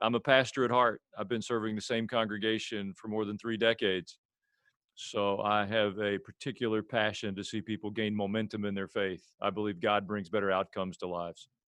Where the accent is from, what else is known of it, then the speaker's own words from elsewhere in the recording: Murfreesboro, Tennessee, United States; also born or lived in Jerusalem, Israel; I'm a pastor from Murfreesboro, Tennessee.